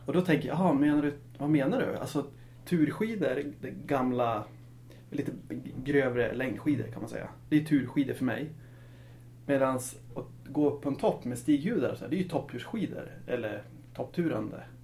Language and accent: Swedish; Östersund, Jämtland, Sweden; precis som jag, född och uppvuxen i Östersund